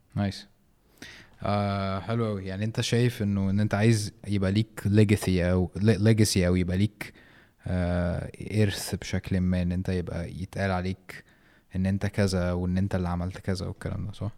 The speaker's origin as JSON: {"language": "Arabic", "country": "Egypt", "said": "في مصر"}